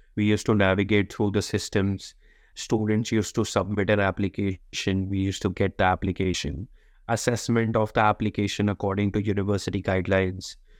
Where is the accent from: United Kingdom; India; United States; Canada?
India; moved away as an adult; also born or lived in Sydney, Australia; now in Canberra, Australia; I come from India